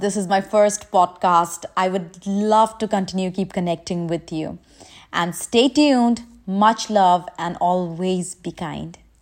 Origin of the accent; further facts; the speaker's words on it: India; now in Dubai, United Arab Emirates; I'm from India, currently residing in Dubai.